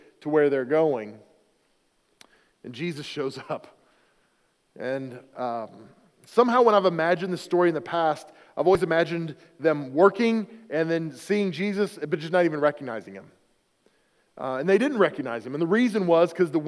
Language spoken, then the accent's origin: English; near Oklahoma City, United States; moved away as an adult; also born or lived in western Pennsylvania; now in Pennsylvania, United States; I was serving at a church down in Oklahoma City, near my hometown.